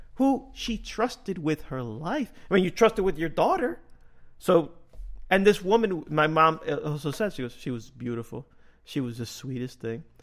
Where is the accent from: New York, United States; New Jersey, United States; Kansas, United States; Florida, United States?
New Jersey, United States; Union City; I grew up in Little Cuba, which is Union City